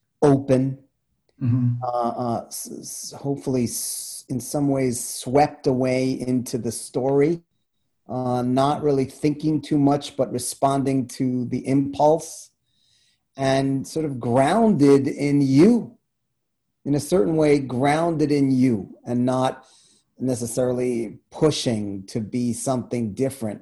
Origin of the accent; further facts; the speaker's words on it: New York City, New York, United States; I grew up in Queens